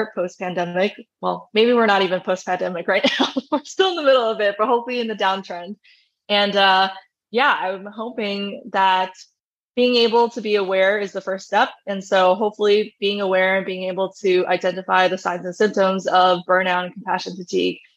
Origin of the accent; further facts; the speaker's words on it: New York, United States; moved away as an adult; I left my home state in New York